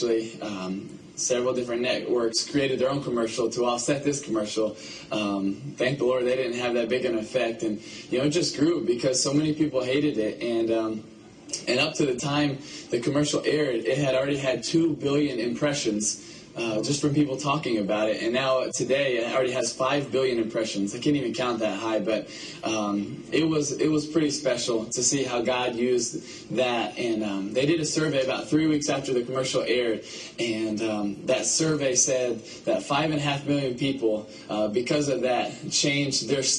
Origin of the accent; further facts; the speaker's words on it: Philippines; born there; You know, I was born in the Philippines to missionary parents, and I was the baby of five.